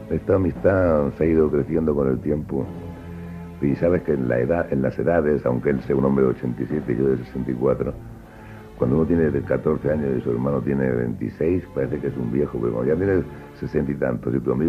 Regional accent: Murcia, Region of Murcia, Spain; Y luego hemos hecho otro en Murcia con motivo de mi nombramiento, esto de hijo predilecto.

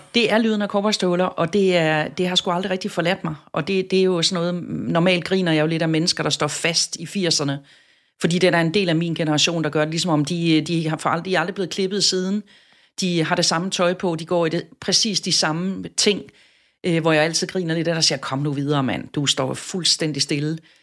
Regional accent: Southern Jutland, Southern Denmark, Denmark; moved away as an adult; now in Copenhagen, Denmark; Jeg er vokset op i Sønderjylland

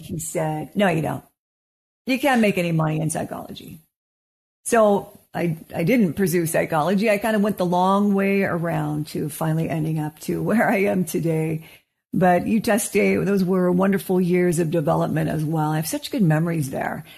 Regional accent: Wenatchee, Washington, United States; now in Salt Lake City, United States; I am from Wenatchee, Washington.

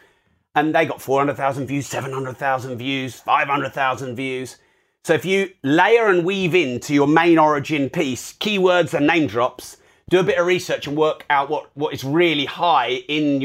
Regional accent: United Kingdom; I'm too British.

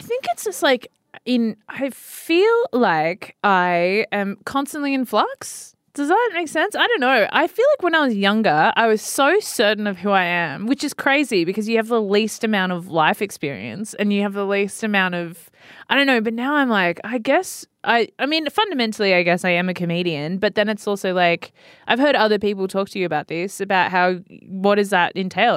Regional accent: Sydney, New South Wales, Australia; I grew up like, around the northern beaches of Sydney

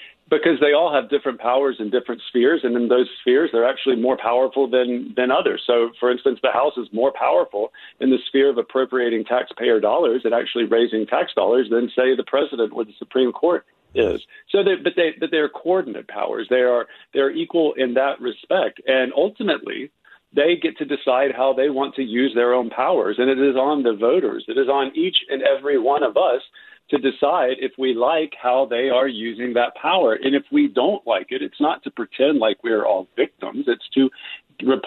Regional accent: the South, United States; I'm from the South

